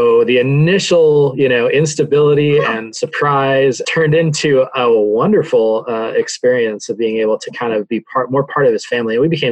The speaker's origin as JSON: {"language": "English", "town": "Santa Fe", "region": "New Mexico", "country": "United States", "tie": "born or raised there", "said": "born and raised in Santa Fe, New Mexico"}